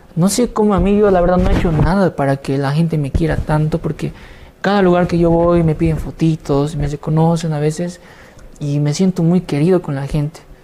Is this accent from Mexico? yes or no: no; Bolivia; desde Bolivia para el mundo